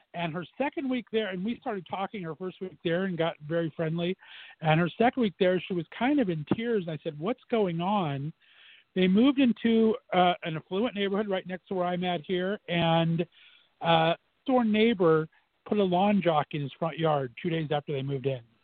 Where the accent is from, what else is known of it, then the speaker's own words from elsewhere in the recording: Southern California, United States; moved away as an adult; also born or lived in Northeast Ohio; now in Ohio, United States; I was born and raised in Southern California for 29 years, and I've been banished to Northeast Ohio for 17 now.